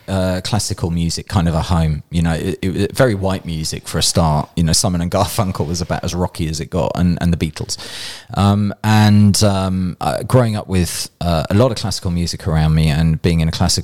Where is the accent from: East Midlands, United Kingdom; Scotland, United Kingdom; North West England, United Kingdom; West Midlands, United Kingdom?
West Midlands, United Kingdom; Birmingham; accent: Brummie; I grew up in Birmingham, so it's probably a Birmingham thing.